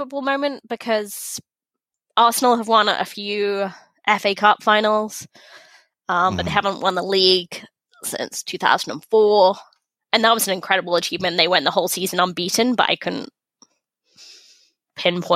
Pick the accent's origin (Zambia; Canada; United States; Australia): Canada; we're good Canadian podcasters